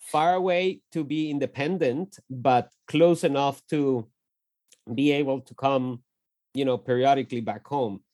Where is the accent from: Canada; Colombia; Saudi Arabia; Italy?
Colombia; Bogotá; moved away as an adult; also born or lived in Lawrence, Kansas; we grew up in Bogota, in the north side of, uh, of the capital city of Colombia.